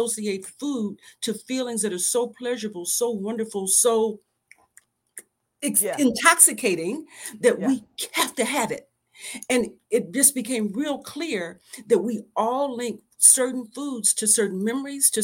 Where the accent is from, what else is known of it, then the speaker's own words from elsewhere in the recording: the South, United States; I'm from the South. I grew up on the farm.